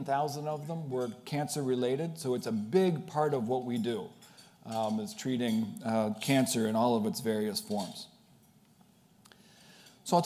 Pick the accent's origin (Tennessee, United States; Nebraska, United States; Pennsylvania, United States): Pennsylvania, United States; Pittsburgh; moved away as an adult; also born or lived in Worcester, Massachusetts; now in Boston, United States; I am not from Boston. I grew up in Pittsburgh, Pennsylvania, the oldest of six children